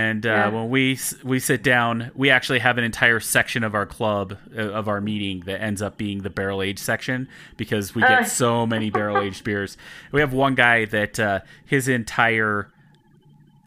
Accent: Utah, United States; moved away as an adult; now in Colorado, United States; I do live in Colorado now, but I was born and raised and actually started homebrewing in Utah.

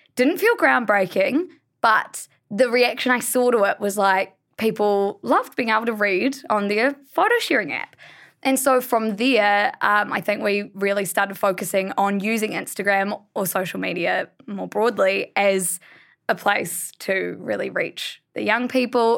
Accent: Blenheim, Marlborough, New Zealand; We're all from Blenheim, which is a small town

